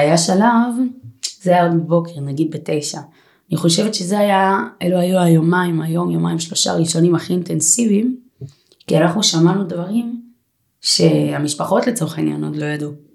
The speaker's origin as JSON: {"language": "Hebrew", "town": "Holon", "region": "Tel Aviv District", "country": "Israel", "said": "אני מגיעה מאזור חולון"}